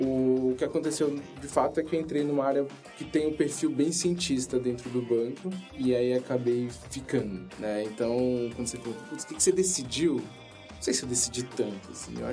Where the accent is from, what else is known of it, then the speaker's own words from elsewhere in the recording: Fortaleza, Ceará, Brazil; Eu sou de Fortaleza, do Ceará. A minha família materna é de lá, família paterna é mais do sul, Santa Catarina.